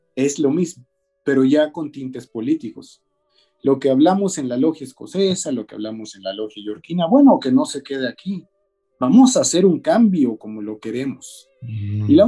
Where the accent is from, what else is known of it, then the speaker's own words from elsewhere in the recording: Mexico; nuestras obligaciones como mexicanos